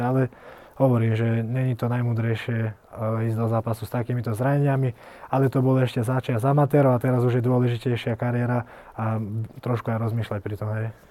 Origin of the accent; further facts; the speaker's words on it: Selenča, Vojvodina, Serbia; now in Slovakia; Ja som sa narodil vlastne pri takej dedinke v, pri Novom Sade, to je vo Vojvodine.